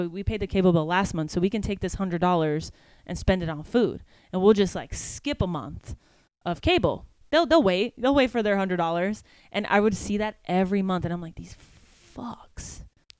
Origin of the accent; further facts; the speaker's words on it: New York City, New York, United States; I grew up really poor. I'm from Harlem in New York